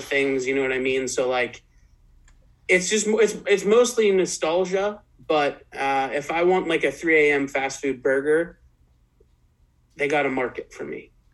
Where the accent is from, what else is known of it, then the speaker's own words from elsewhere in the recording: East Coast, United States; moved away as an adult; also born or lived in Midwest; now in West Coast, United States; I grew up, born and raised on the East Coast. I've lived for about six years in the Midwest, and now I'm living on the West Coast